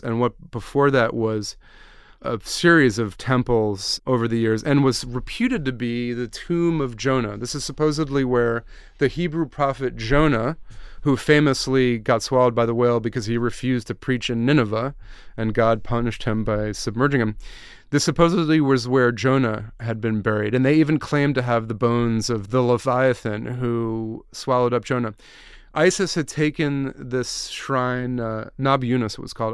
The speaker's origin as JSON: {"language": "English", "country": "United States", "also_born_or_lived": "Iraq", "moved": "as an adult", "said": "I'm an American who's lived abroad for seven years"}